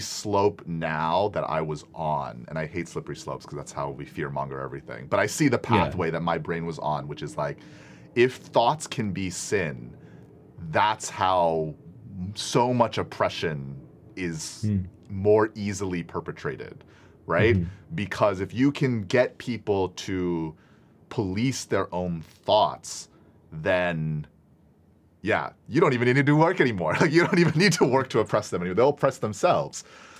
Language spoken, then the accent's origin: English; Singapore; I'm from Singapore. It's a different country.